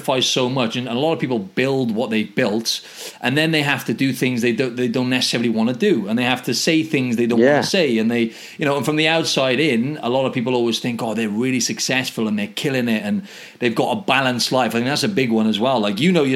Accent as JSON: {"language": "English", "region": "Wales", "country": "United Kingdom", "moved": "yes", "lives_now": "Australia", "said": "We're both from Wales"}